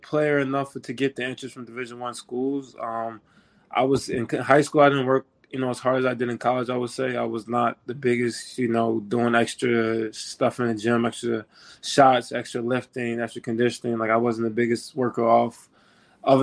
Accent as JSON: {"language": "English", "town": "Baltimore", "region": "Maryland", "country": "United States", "said": "I'm from Baltimore, Maryland. It's kind of, you know, I'm a big, big Baltimore person. I rep it, you know, 410"}